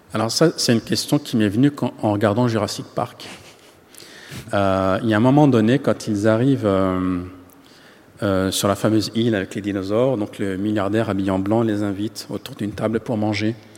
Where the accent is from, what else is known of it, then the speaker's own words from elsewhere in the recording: Paris, Île-de-France, France; je suis né en France, j'ai grandi en France